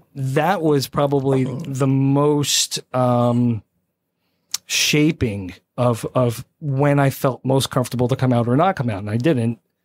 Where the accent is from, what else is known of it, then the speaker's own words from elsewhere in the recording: South Plainfield, New Jersey, United States; born raised Jersey